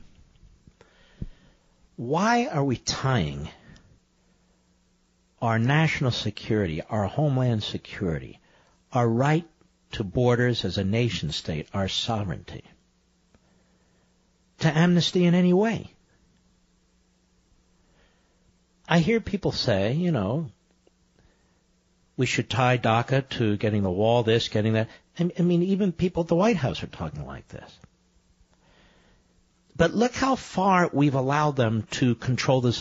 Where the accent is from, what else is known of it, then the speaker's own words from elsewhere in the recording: Philadelphia, Pennsylvania, United States; moved away; also born or lived in New York City; I'm born in Philadelphia. I'm a Philadelphian